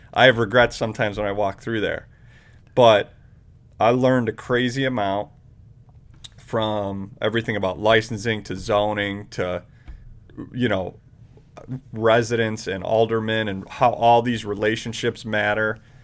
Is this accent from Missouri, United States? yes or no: no; Independence, Ohio, United States; also born or lived in Chicago; In, Independence